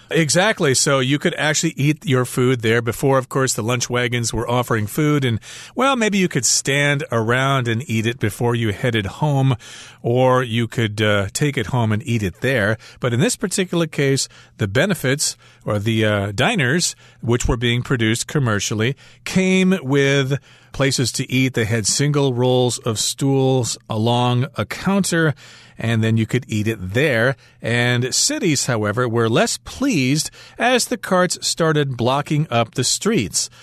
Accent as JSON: {"language": "English", "region": "Midwest", "country": "United States", "tie": "born or raised there", "said": "growing up in the Midwest in a small town"}